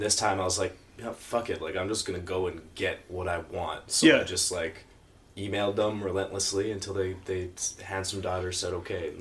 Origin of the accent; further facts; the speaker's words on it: Winnipeg, Manitoba, Canada; moved away as an adult; also born or lived in Vancouver; We're all from Manitoba, around Winnipeg